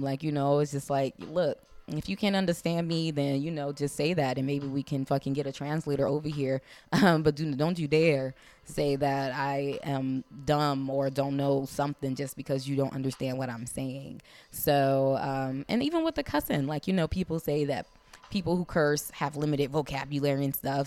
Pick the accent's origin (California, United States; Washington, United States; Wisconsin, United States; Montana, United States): California, United States; Compton; accent: African American Vernacular English; first language African American Vernacular English; I'm from the hood, I'm from Compton